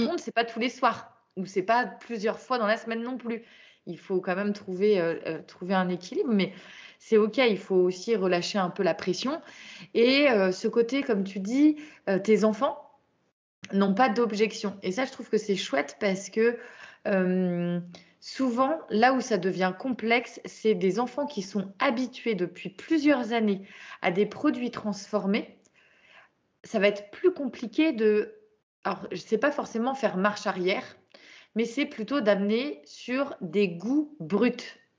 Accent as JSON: {"language": "French", "region": "Brittany", "country": "France", "said": "Moi, je suis bretonne"}